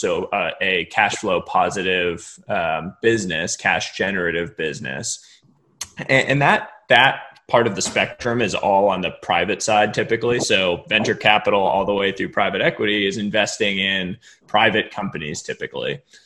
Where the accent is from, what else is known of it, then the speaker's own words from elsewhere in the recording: Cambridge, Massachusetts, United States; moved away as an adult; now in Palo Alto, United States; family lives in Boston, Massachusetts, where I grew up. My father's a professor at at Harvard University, uh, so I grew up right just outside Cambridge.